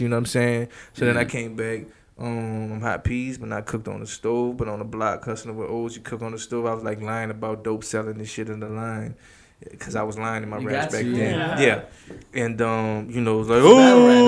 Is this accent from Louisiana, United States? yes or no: yes; New Orleans, Louisiana, United States; now in Houston, United States; I'm from New Orleans.